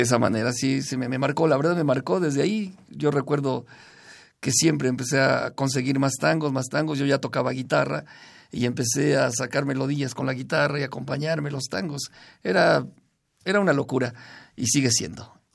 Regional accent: Zacatlán, Puebla, Mexico; Yo soy de Zacatlán, Puebla

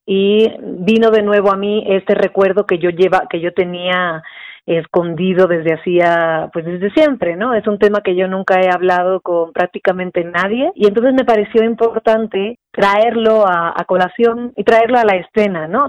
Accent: Spain; now in Mexico; Yo soy española

